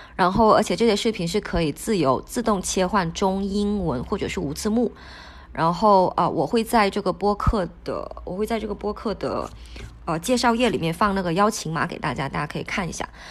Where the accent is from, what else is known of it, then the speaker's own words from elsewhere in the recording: Wenchang, Hainan, China; first language Hainanese (Wenchang dialect); Chinese is a second language; also born or lived in Colombia; 其实我的第一语言是海南话，海南文昌话，我上小学才学的普通话